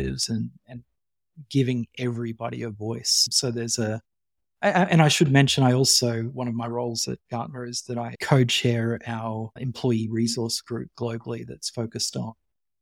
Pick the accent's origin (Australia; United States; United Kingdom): Australia; Western Queensland; also born or lived in Canada; I went from this tiny little country town in Western Queensland with 3,000 people to this reasonably large city